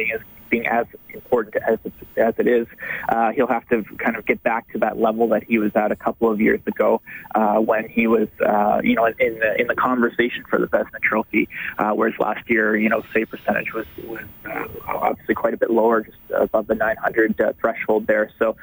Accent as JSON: {"language": "English", "area": "just outside of Toronto", "region": "Ontario", "country": "Canada", "tie": "born or raised there", "also_born_or_lived": "Ottawa / Fort McMurray / Saskatoon", "moved": "as an adult", "said": "I grew up in just outside of Toronto"}